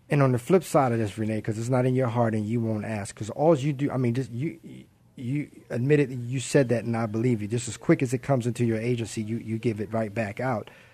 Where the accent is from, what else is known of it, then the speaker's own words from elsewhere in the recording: Baltimore, Maryland, United States; I'm from Baltimore